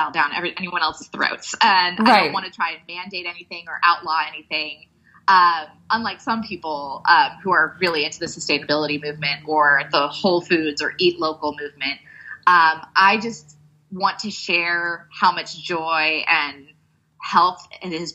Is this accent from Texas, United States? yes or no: yes; Texas, United States; I grew up in Texas